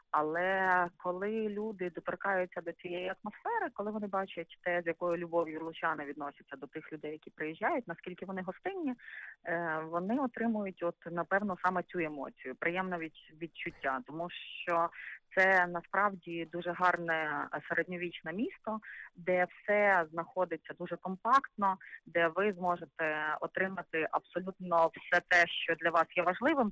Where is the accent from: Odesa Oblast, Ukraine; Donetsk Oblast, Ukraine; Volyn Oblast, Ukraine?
Volyn Oblast, Ukraine; Lutsk; Так, звичайно, я народилася в Луцьку. Більше того, моя родина по маминій лінії вони е, всі тут і проживали.